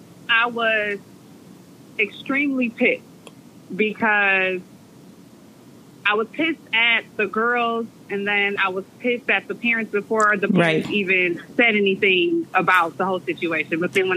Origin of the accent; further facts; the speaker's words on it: Milwaukee, Wisconsin, United States; moved away as an adult; now in Dallas, United States; We're from Milwaukee